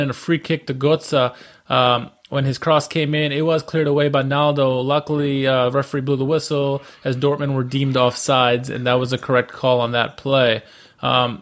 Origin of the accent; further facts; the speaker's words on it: United States; I'm an American